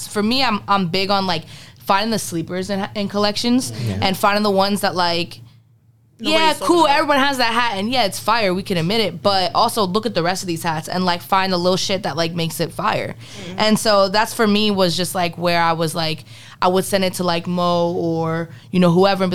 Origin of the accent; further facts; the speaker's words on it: a little outside of Philly, Pennsylvania, United States; moved away; Originally, I'm from the East Coast. I'm from Pennsylvania, a little outside of Philly. So it's like a nostalgic, home type thing to me.